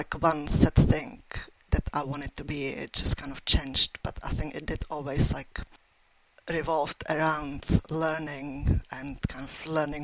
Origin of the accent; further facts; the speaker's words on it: Czechia; moved away as an adult; now in Leeds, United Kingdom; I grew up in Czech Republic, or like when I was a child, it was still Czechoslovakia